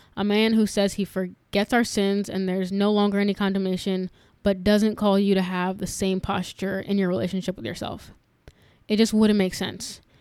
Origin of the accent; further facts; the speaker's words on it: New York, United States; moved away; growing up in New York, a very diverse area